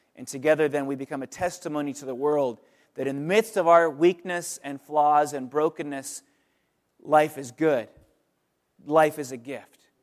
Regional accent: California, United States; also born or lived in Pennsylvania; now in Oakland, United States; we're from California originally

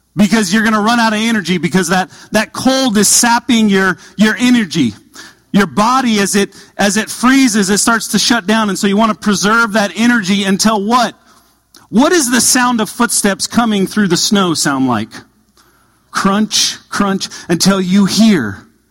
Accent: Southern California, United States; moved away; I grew up in Southern California

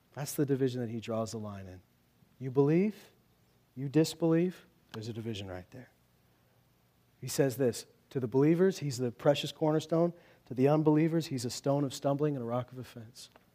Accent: Loon Lake, Saskatchewan, Canada; I grew up in Loon Lake, a town which has seen great division over the years because on one hand, there's the reserve and on the other hand, the town

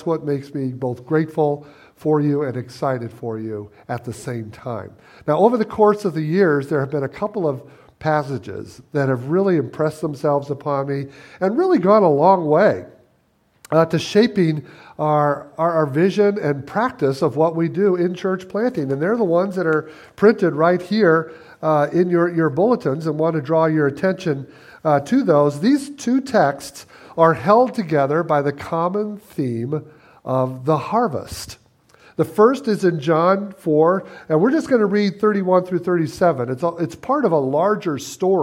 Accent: Michigan, United States; moved away as an adult; now in Chicago, United States; We were raised in Michigan

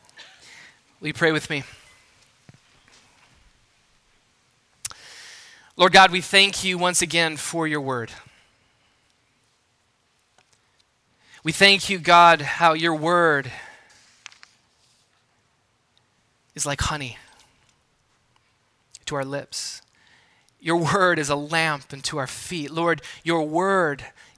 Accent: Wisconsin, United States; moved away as an adult; also born or lived in Southern California; I'm from Wisconsin.

